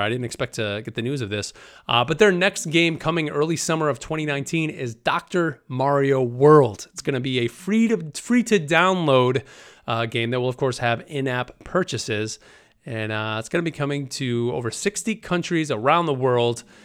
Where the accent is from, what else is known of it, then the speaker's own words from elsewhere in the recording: New York, United States; I'm a guy from New York